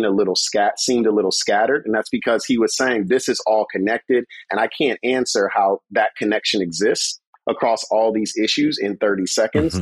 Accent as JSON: {"language": "English", "town": "Chicago", "region": "Illinois", "country": "United States", "tie": "born or raised there", "said": "growing up in Garfield Park in Lawndale"}